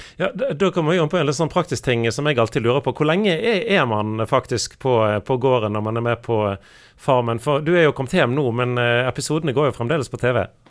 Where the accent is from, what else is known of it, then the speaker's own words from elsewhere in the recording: Norway; nordmenn flest, undertegnede inkludert